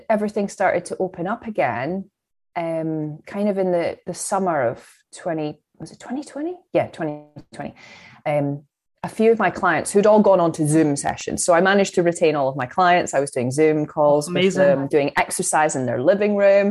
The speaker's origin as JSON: {"language": "English", "area": "Fife", "region": "Scotland", "country": "United Kingdom", "moved": "as an adult", "lives_now": "Chester, United Kingdom", "said": "I'm from Fife in Scotland"}